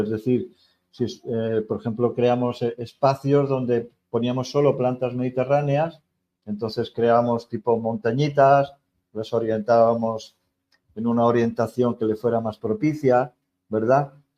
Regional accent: Spain; moved away; soy español

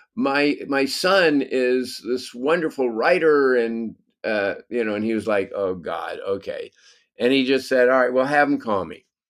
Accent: Los Angeles, California, United States; I grew up in the San Fernando Valley, which is a suburb of Los Angeles.

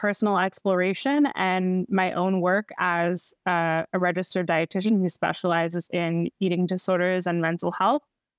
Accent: Baltimore, Maryland, United States; moved away as an adult; now in Los Angeles, United States; I live in Los Angeles, California. I'm originally from Baltimore. So I am an East Coast gal, but since moved here 5 years ago

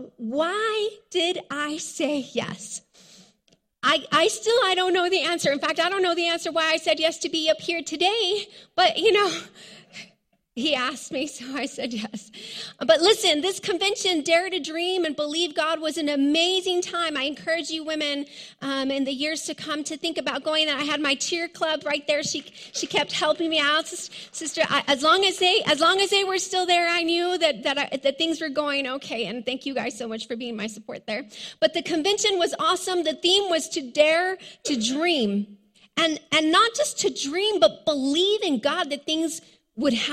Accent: Hatch, New Mexico, United States; You see, I came from Hatch, but really I came from a ranch outside of Hatch. It was like 20 miles of a dirt road out into the middle of nowhere. And we were very, very poor.

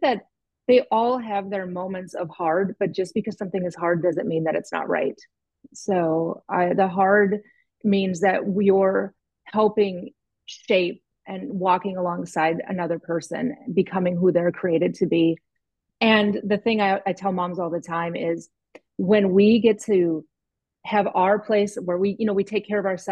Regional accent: the North, United States; I'm from the North

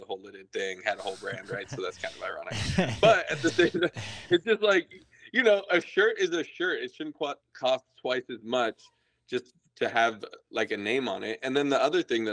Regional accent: United States; I'm from America

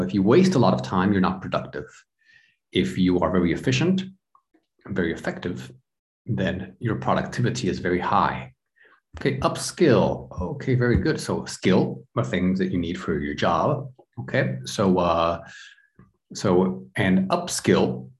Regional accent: United States; now in Europe; I'm from the United States, but I live in Europe

